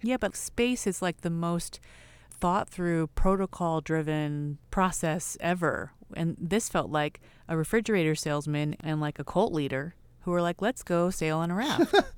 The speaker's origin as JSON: {"language": "English", "region": "California", "country": "United States"}